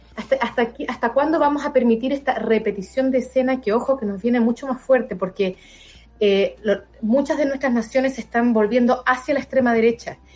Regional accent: Chile; como chilena, habiendo vivido en dictadura

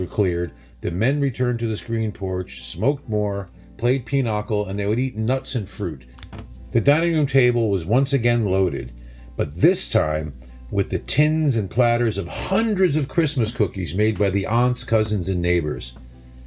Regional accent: New Haven, Connecticut, United States; Growing up in New Haven on Long Island Sound, we were swimming in Italian Americans and fresh seafood

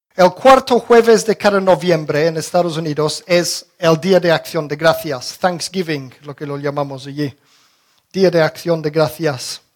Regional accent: England, United Kingdom; now in Spain; Yo recuerdo de pequeño en Inglaterra celebrábamos el Harvest Festival

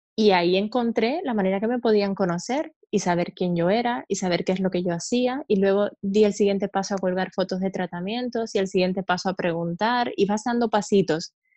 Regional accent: eastern Cuba, Oriente, Cuba; moved away as an adult; also born or lived in Havana, Cuba; now in Spain; yo soy cubana

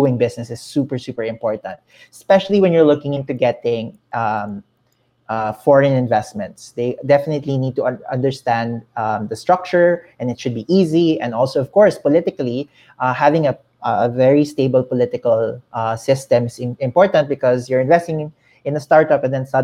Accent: Philippines; the Philippines, especially because we are the second largest population in the region

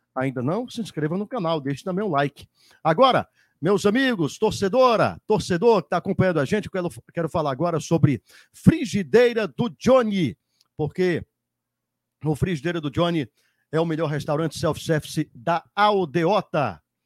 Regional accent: Northeast Region, Brazil; do nosso Nordeste

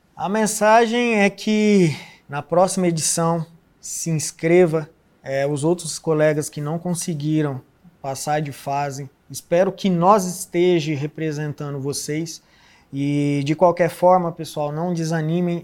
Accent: Londrina, Paraná, Brazil; sou de Londrina, Paraná, nascido e criado lá

